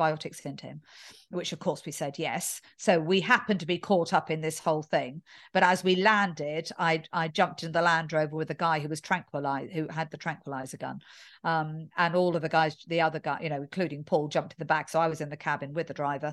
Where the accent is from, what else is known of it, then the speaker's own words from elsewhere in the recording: England, United Kingdom; being English in this airport right now